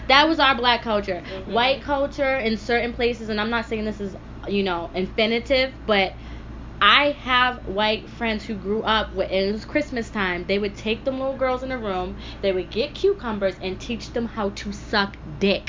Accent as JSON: {"language": "English", "town": "Framingham", "region": "Massachusetts", "country": "United States", "tie": "born or raised there", "also_born_or_lived": "Everett, Massachusetts", "said": "I grew up in Framingham. And then I went to high school in Everett"}